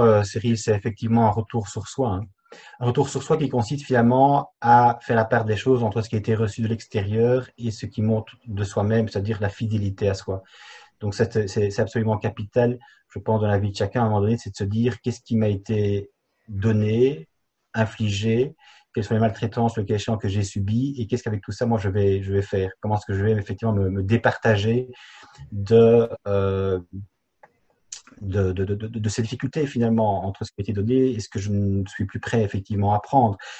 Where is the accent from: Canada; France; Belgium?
Belgium; je viens effectivement de Belgique